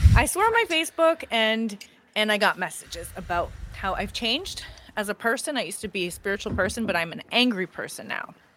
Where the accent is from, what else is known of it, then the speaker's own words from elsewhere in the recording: Canada; I'm Canadian